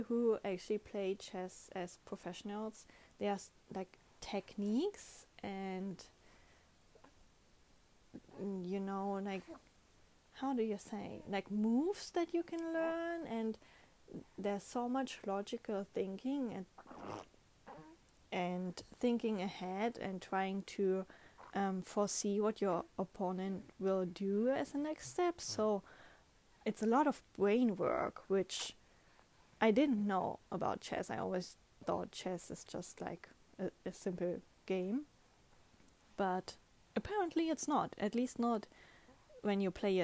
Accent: Germany; first language German; English is a second language; moved away as an adult; now in Japan

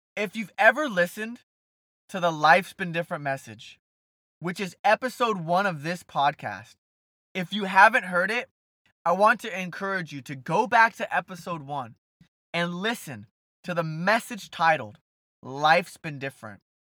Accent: Brea, California, United States; also born or lived in South Orange County; Brea, California, my hometown

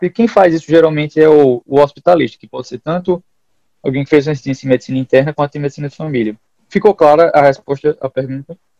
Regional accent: Northeast Region, Brazil; moved away as an adult; also born or lived in Rio Grande do Norte (UFRN); now in United States; a gente é do Nordeste

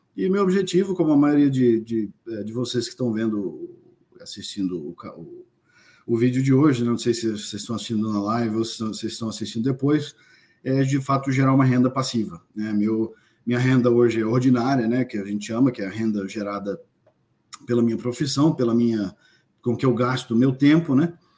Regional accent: Brazil; moved away; sou brasileiro, obviamente, moro fora do Brasil já há algum tempo

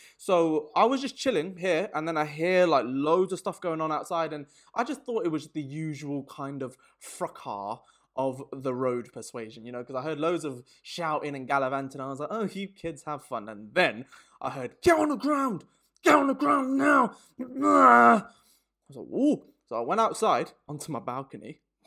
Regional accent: Birmingham, West Midlands, United Kingdom; moved away as an adult; now in London, United Kingdom; I'm in London, I'm from Birmingham

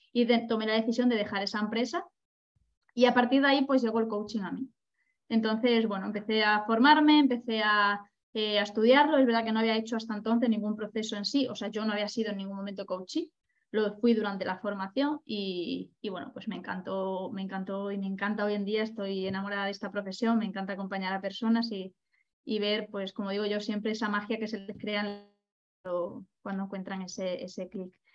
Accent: Badajoz, Extremadura, Spain; moved away as an adult; also born or lived in Ibiza; de donde yo vengo, que es de, de Badajoz

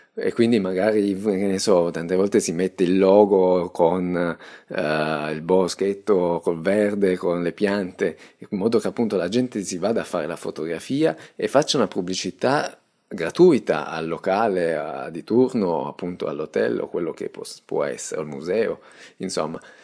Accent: Italy; io tengo al mio paese

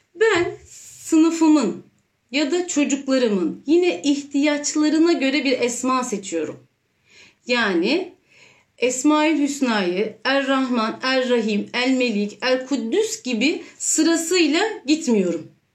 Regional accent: Istanbul, Turkey; bin dokuz yüz seksen üç İstanbul doğumluyum

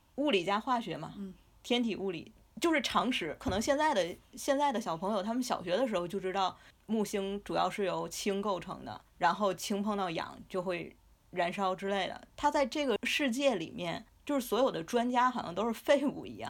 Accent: China; 我们中国人

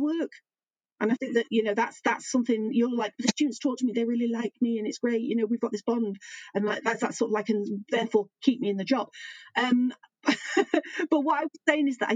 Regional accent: Manchester, North West England, United Kingdom; moved away as an adult; also born or lived in Leeds; I grew up in Manchester

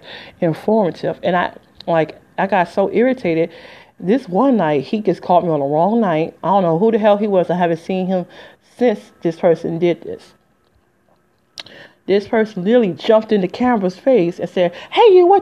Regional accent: Detroit, Michigan, United States; moved away as an adult; also born or lived in Flint, Michigan; I'm from Detroit, Detroit, 313. Ain't lived there in 20 years.

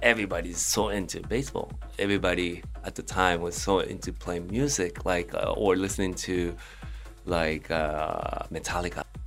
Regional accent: Japan; moved away; also born or lived in London, United Kingdom; I was uh, uh, just growing up in Japan, and then because my father's work, uh, I moved to um, London

